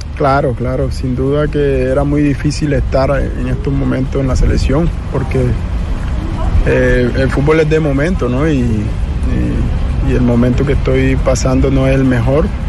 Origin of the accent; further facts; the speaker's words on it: Colombian Caribbean coast, Colombia; mi tierra, ¿no? Como costeño que soy